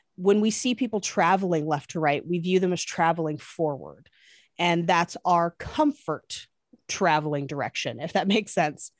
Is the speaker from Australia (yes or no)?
no; East Bay, Northern California, United States; moved away as an adult; also born or lived in Irvine, California; now in Los Angeles, United States; I grew up in California, but specifically Northern California in, uh, the East Bay.